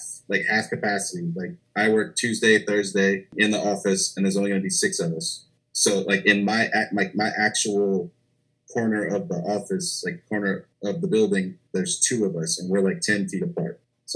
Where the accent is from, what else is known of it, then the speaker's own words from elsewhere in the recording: Louisiana, United States; But I'm a Cajun. So I had Cajun knives, Cajun tools, Cajun utensils, Cajun accessories.